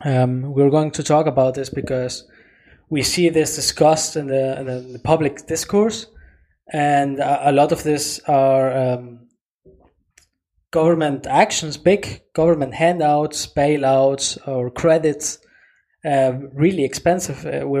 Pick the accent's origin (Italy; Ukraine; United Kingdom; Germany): Germany; because we're from Germany, because we're living in Germany.